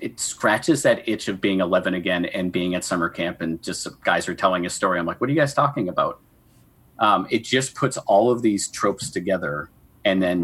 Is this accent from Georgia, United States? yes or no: no; Maine, United States; I'm from Maine